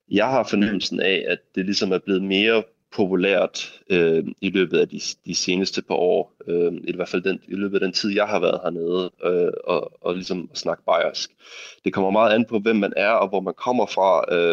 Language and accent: Danish; Denmark; now in Munich, Germany; så jeg er dansker i München, øh, og det, det har jeg det helt fint med.